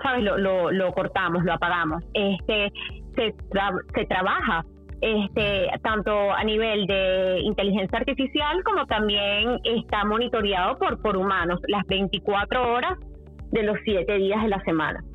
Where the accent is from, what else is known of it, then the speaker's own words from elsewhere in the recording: Venezuela; yo que soy venezolana